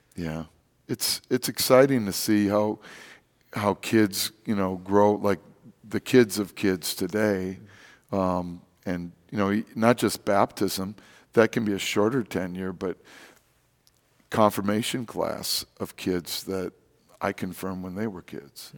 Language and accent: English; Wisconsin, United States; also born or lived in Rochester, New York; now in St. Louis, United States; I'm from Wisconsin